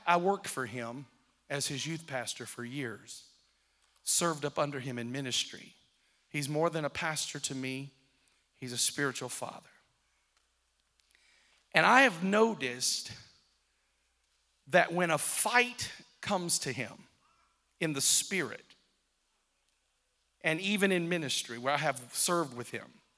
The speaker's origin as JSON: {"language": "English", "town": "Kenmore", "country": "United States", "said": "I come from Kenmore. I come from a place that didn't have much money."}